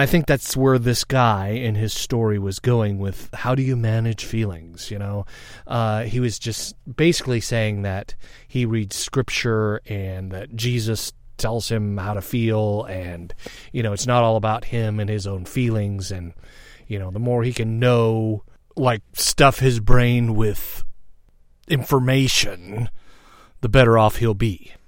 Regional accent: United States; I'm American

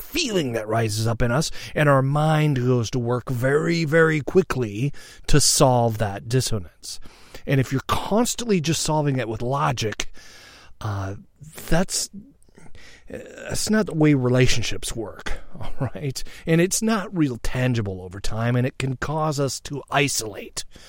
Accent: United States; I'm American

